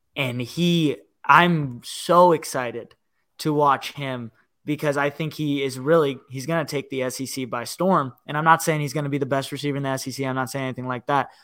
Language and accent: English; Northern Virginia, United States; I grew up in Virginia